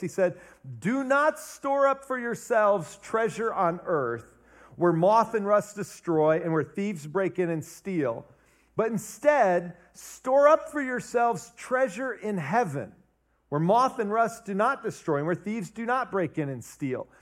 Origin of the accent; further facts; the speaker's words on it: Ohio, United States; now in Wisconsin, United States; I was born and raised in Ohio